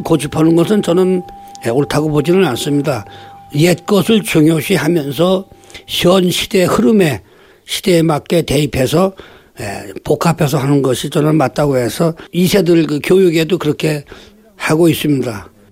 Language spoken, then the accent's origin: Korean; South Korea; 이곳에서 태어나서 아직까지 살고 있습니다